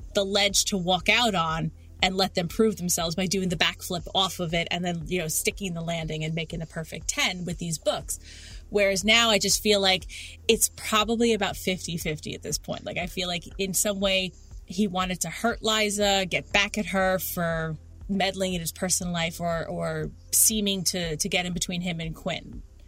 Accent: New York City, New York, United States; I grew up in Queens

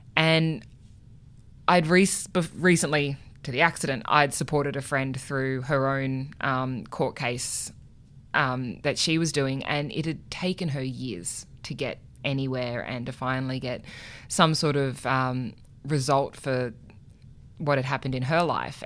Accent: Canberra, Australian Capital Territory, Australia; growing up in Canberra

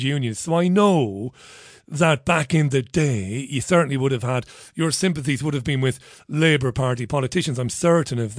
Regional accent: Ireland; also born or lived in Manchester; now in United Kingdom; I'm a 47-year-old Irish guy, and where I grew up in Ireland

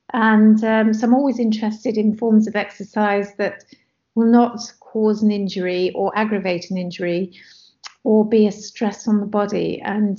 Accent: Nigeria; So growing up in Nigeria at that time and during the Civil War, and being in contact with other expats from different countries

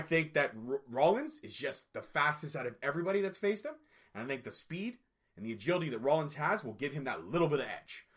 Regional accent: Scotland, United Kingdom; I'm a Scotsman, so I'm going with my fellow Scotsman

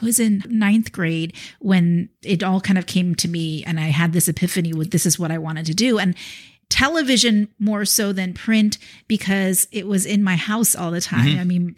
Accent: Irvine, California, United States; moved away as an adult; also born or lived in New York / North Jersey / Philadelphia; I grew up in Orange County.

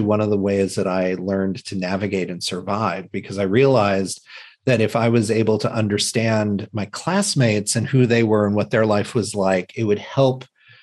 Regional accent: Indiana, United States; I grew up in the Midwest in a small town in Indiana. We had moved into that town

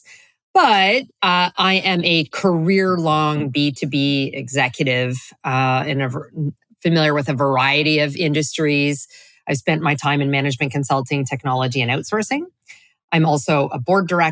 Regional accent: Canada; moved away as an adult; now in Florida, United States; I'm originally from Canada, and then continued to, play that up until I moved to Florida a couple of years ago

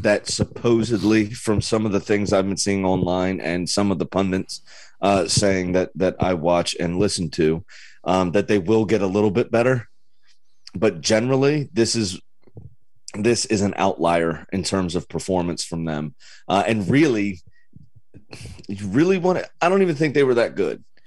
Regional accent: United States; as an American

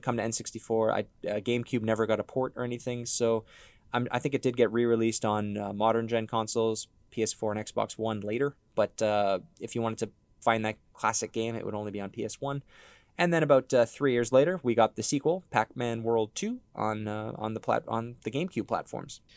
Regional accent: Ontario, Canada; we're from Ontario, Canada

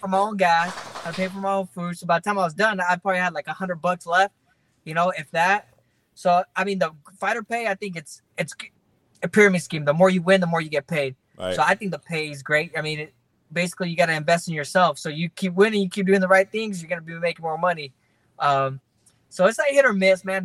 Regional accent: Fresno, California, United States; My hometown basically came out there to support.

